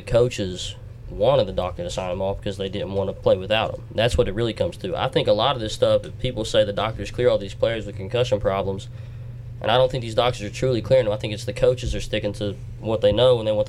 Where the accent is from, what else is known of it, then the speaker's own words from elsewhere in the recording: Logan, West Virginia, United States; I'm a junior sports journalism major, and I'm from Logan, West Virginia.